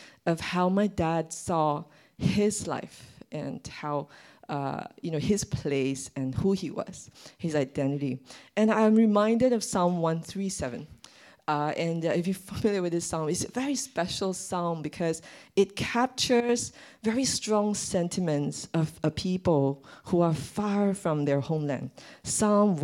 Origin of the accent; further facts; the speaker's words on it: Malaysia; I'm Malaysian